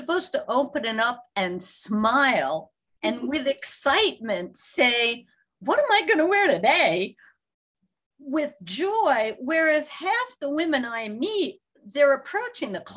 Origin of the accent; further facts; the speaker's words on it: New York City, New York, United States; as a kid growing up in New York City